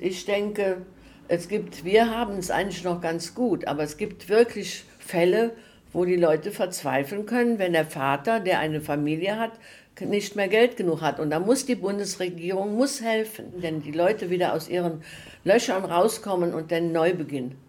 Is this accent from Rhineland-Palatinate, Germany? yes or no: yes; Prüm, Rhineland-Palatinate, Germany; born or raised there